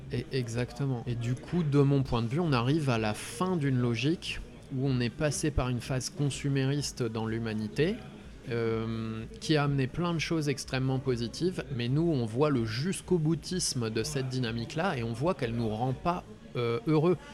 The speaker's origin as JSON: {"language": "French", "area": "Ardennes", "region": "Grand Est", "country": "France", "tie": "born or raised there", "also_born_or_lived": "Lyon / Nord", "moved": "as an adult", "lives_now": "Concarneau, France", "said": "j'ai grandi dans les Ardennes euh, avant d'être à Lyon. J'ai fait ma scolarité dans les Ardennes"}